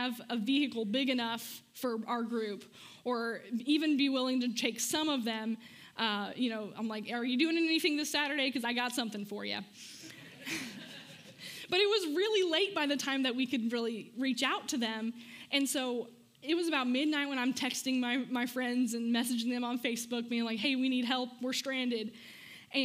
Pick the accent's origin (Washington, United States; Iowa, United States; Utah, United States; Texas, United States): Texas, United States; Amarillo; moved away; I'm from Amarillo